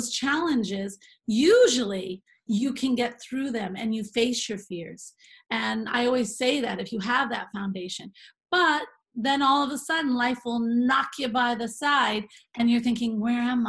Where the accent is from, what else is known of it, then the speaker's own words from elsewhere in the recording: Vermont, United States; I grew up in Vermont on Shelburne Road